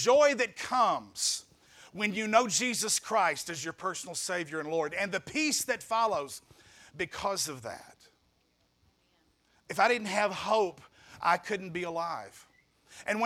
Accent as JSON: {"language": "English", "town": "Marion", "region": "Arkansas", "country": "United States"}